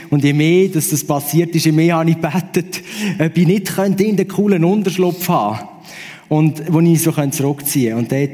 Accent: Aargau, Switzerland; bin ich irgendwo am See laufen, wo ich aufgewachsen bin, am Halwiler See, sorry, nicht Zürichsee.

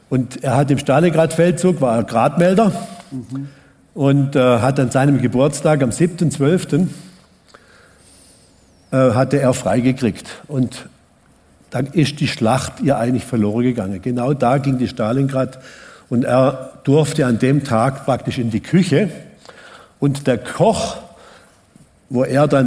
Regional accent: Baden-Württemberg, Germany; ich bin mit sieben Geschwistern aufgewachsen und auf dem Hof im Hotzewald, also wegen dem Rie. Wir schauen eigentlich von meinem Haus aus, wenn ich aufgewachsen bin, direkt in die Schweizer Alpen.

